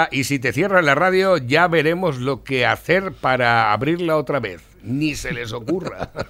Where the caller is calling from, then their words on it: Valencia, Valencian Community, Spain; de Valencia.